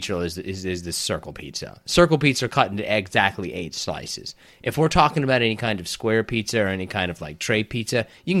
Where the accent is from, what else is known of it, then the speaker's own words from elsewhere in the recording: Detroit, Michigan, United States; Well, listen, don't try to come in here, but I'm from Detroit.